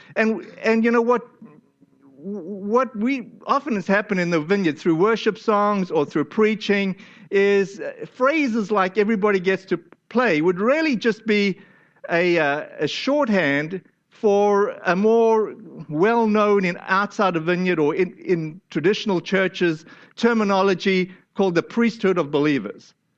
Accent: South Africa; moved away; my home country, to South Africa

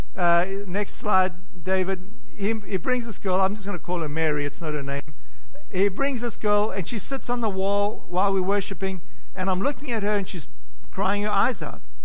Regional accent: South Africa; now in United States; I was born in South Africa

